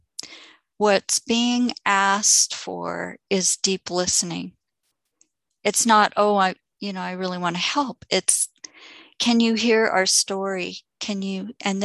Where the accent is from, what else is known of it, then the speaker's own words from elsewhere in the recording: Canada; also born or lived in Santa Cruz, United States; now in Vancouver Island, Canada; And I'm returning to Canada. I was raised in Canada